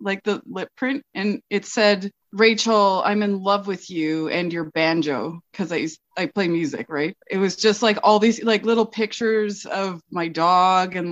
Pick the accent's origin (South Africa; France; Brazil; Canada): Canada; Toronto, Ontario; also born or lived in Guelph, Ontario; now in Fort St. James, Canada; I'm from Toronto